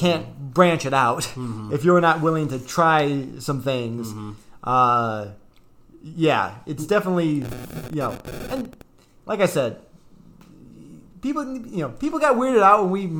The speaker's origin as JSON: {"language": "English", "region": "Michigan", "country": "United States", "said": "So, we are from Michigan"}